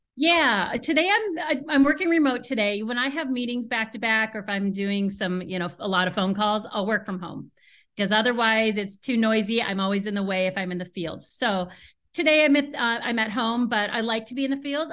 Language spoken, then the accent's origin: English; Seattle, Washington, United States; now in Chicago, United States; I'm originally from Seattle